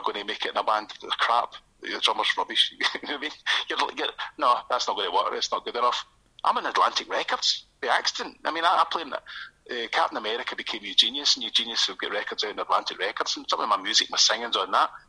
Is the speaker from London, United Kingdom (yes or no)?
no; Airdrie, Scotland, United Kingdom; now in Coatbridge, United Kingdom; so I grew up in Airdrie, uh, North Lanarkshire, I'm from